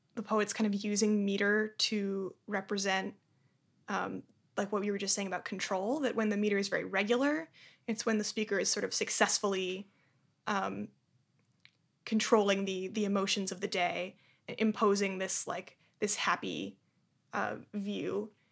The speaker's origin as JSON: {"language": "English", "town": "Boston", "region": "Massachusetts", "country": "United States", "also_born_or_lived": "Brooklyn, New York", "moved": "yes", "lives_now": "New York, United States", "said": "I'm from Boston, Massachusetts"}